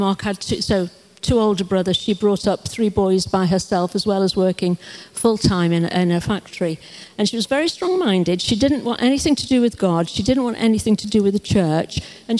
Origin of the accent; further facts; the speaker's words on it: Stoke-on-Trent, West Midlands, United Kingdom; growing up in Stoke-on-Trent